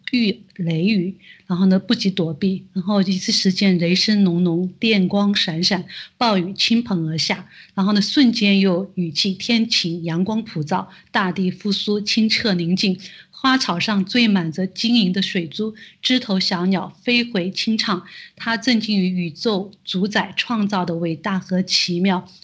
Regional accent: China; 我们作为中国人

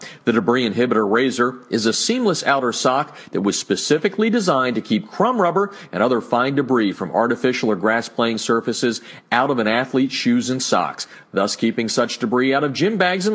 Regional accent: New Jersey, United States; now in Southern California, United States; my hometown area there, right next to Pennsylvania

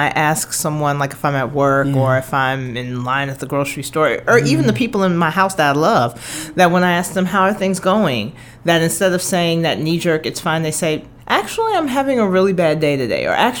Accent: Chicago, Illinois, United States; moved away as an adult; now in Iowa, United States; because I'm from Chicago, so I'm not too far from here.

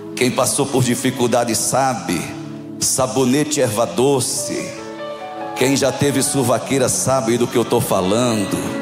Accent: João Pessoa, Paraíba, Brazil; Eu sou de João Pessoa, na Paraíba

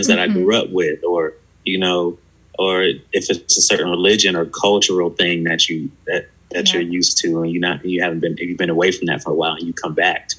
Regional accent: Buffalo, New York, United States; now in West Virginia, United States; I'm from Buffalo, New York, and I grew up in a neighborhood where that was predominantly Black

